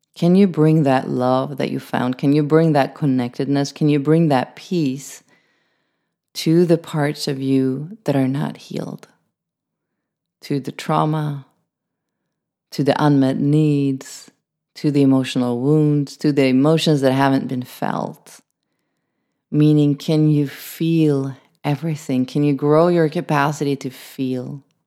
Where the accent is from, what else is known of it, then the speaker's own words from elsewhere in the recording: Sweden; I'm from Sweden